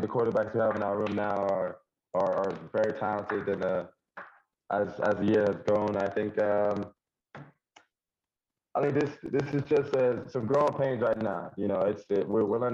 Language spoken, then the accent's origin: English; Union County, New Jersey, United States; I grew up in Union County